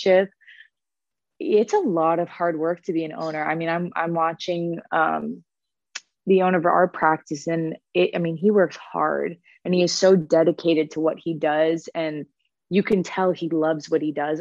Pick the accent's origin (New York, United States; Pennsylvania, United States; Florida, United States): Florida, United States; moved away as an adult; also born or lived in Boston; now in Cincinnati, United States; I'm originally from Florida